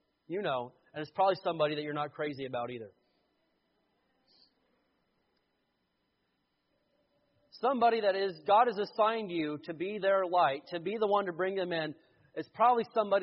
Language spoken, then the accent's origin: English; the Bible Belt, the South, United States; I grew up in the Bible Belt